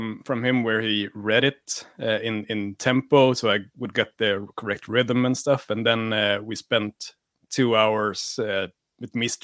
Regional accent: Sweden; first language Swedish; English is a second language; everything in Swedish for me sounds kind of silly

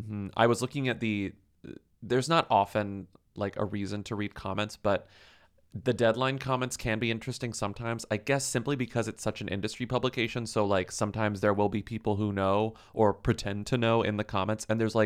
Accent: Beverly Hills, California, United States; We grew up in Beverly Hills, and my dad is rich and is friends with Brian Grazer.

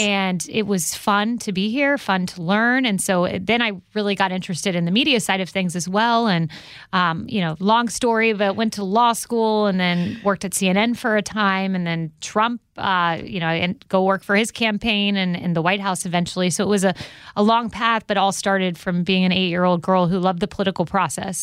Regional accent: Florida, United States; where I'm from in mm-hmm. Florida

